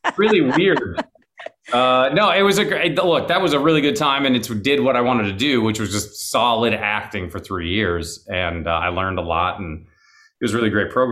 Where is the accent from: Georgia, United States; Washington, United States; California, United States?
Washington, United States; Seattle; now in Los Angeles, United States; I was raised in Seattle, which is 90 miles away from Vancouver